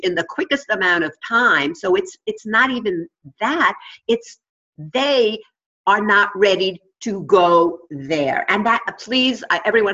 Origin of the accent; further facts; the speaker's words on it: New York, United States; accent: New York; my New York accent